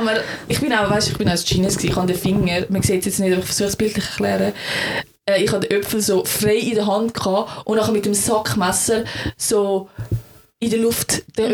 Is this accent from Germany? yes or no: no; Switzerland; ich das als Schweizerin